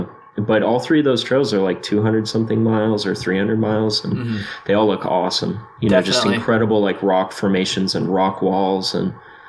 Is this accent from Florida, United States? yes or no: yes; Jupiter, Florida, United States; Yeah, I'm from Jupiter, Florida, which is kind of like a sleepy little surfer town on the coast, or at least it used to be.